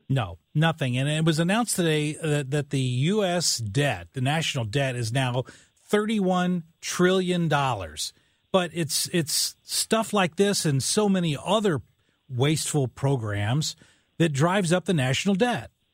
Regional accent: West Frankfort, Illinois, United States; now in Saint Louis, United States; my hometown of West Frankfort, Illinois.

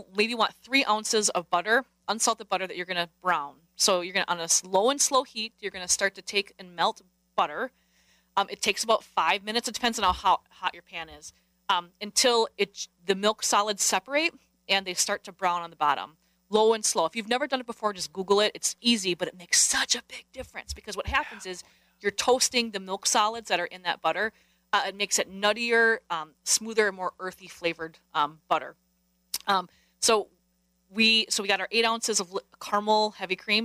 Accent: Wisconsin, United States; We're from Wisconsin. I'm a farm girl.

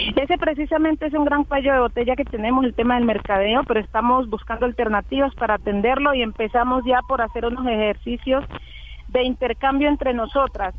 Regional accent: Colombia; also born or lived in northern Cauca; seamos todos lo que somos los colombianos

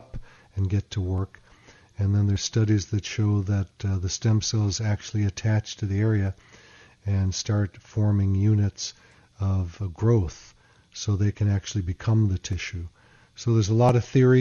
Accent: Chicago, Illinois, United States; I grew up in Chicago

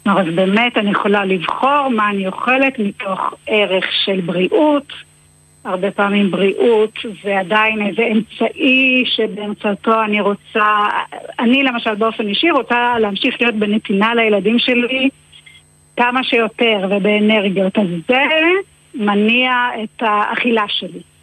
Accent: Israel; אני קיבוצניקית במקורי, חזרתי לקיבוץ

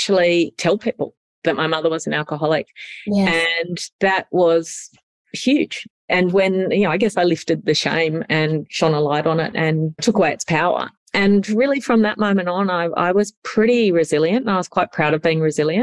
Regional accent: Sydney, New South Wales, Australia; So I grew up in Sydney.

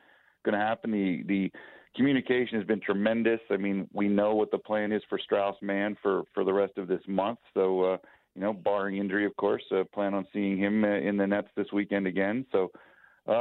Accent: Philadelphia, Pennsylvania, United States; I am from Philadelphia. I was literally born in Philadelphia, went to high school and college in Philadelphia

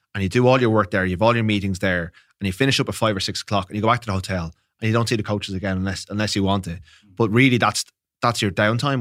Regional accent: Ireland; being Irish

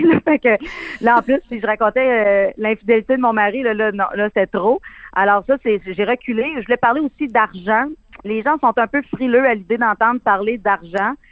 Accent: Abitibi, Quebec, Canada; moi j'ai été élevée avec mes grands-parents, puis euh, mon arrière-grand-mère venait toujours passer les étés chez nous. On se passait ma mère, là, c'est vraiment le cas de le dire. Elle vivait chez de mes tantes pendant quelques mois. Après ça, les étés, elle venait chez nous en Abitibi

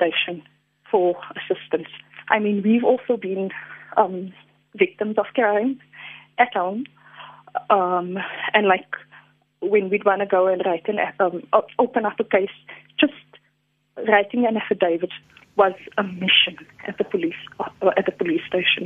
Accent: Johannesburg, Gauteng, South Africa; moved away; I'm from Elders, my parents still stay in Elders.

